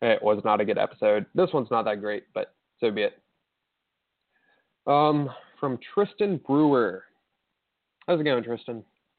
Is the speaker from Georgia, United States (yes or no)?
no; Houston, Texas, United States; I'm not a Cowboys fan. I hate the Cowboys. I'm from Houston.